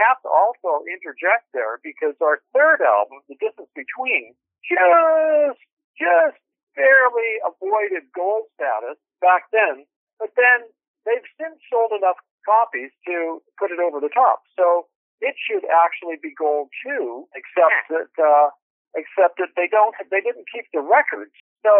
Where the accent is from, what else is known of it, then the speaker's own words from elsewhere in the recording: Glasgow, Scotland, United Kingdom; also born or lived in Canada; You know, we come from Glasgow in Scotland, and he played in big bands in Scotland, and then moved to Canada